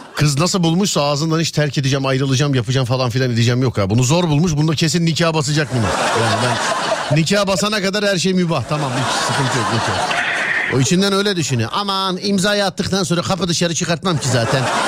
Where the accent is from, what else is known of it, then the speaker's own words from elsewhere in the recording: Istanbul, Turkey; ben İstanbul Şişliliyim